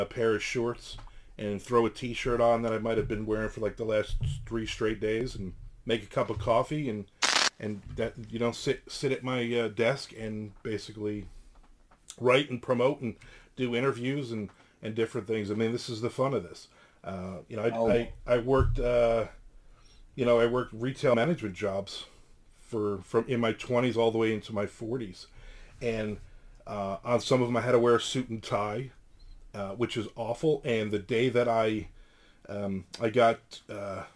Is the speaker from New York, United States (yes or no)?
no; New Jersey, United States; moved away; I'm originally from New Jersey.